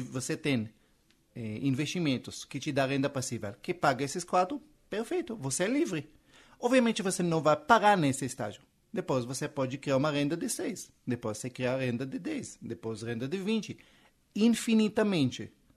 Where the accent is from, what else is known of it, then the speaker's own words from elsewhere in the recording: Israel; Portuguese is a second language; moved away as an adult; now in Brazil; eu sou israelense, esse sotaque que você está ouvindo não é da Bahia